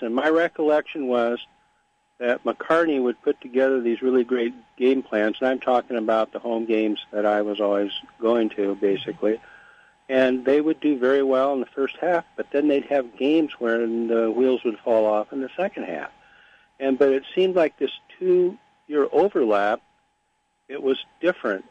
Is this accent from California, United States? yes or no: no; Ames, Iowa, United States; I graduated from Iowa, but I grew up in Ames